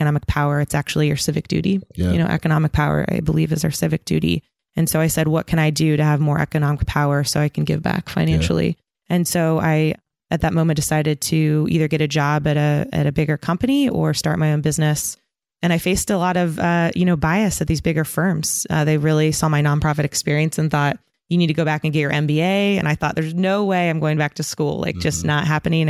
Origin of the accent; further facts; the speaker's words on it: San Diego, California, United States; also born or lived in Hesperia, California / San Francisco, California; I grew up in San Diego and a place called Hesperia, Inland Empire